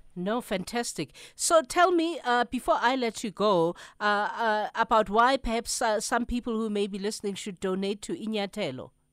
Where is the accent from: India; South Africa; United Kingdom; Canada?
South Africa